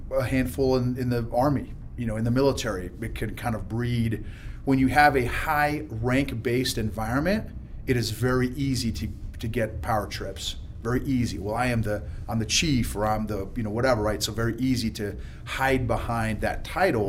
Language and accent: English; Illinois, United States; moved away as an adult; I grew up in Illinois